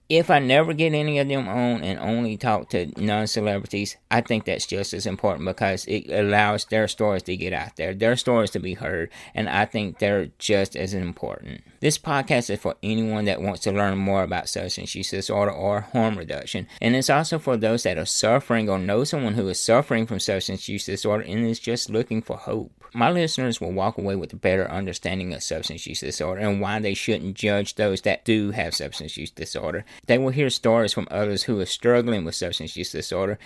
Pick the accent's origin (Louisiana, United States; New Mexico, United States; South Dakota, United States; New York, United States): Louisiana, United States; I'm from Louisiana